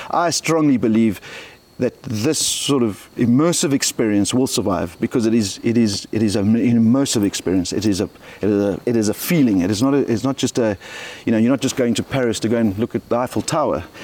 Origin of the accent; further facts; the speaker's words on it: South Africa; I'm South African